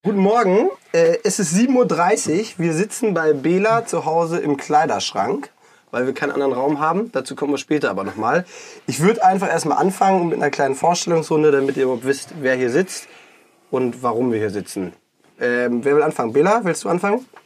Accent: Hanover, Lower Saxony, Germany; also born or lived in Cologne; now in Düsseldorf, Germany; bin 33, komme gebürtig aus Hannover, also aus dem Norden und lebe jetzt seit eineinhalb Jahren in Düsseldorf, habe davor fünf Jahre in Köln gewohnt.

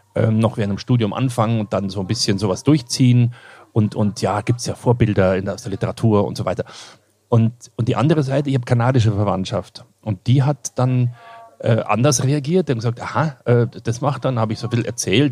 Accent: Kirchseeon, Bavaria, Germany; also born or lived in Ebersberg; ich bin in Kirchseeon aufgewachsen und Ebersberg

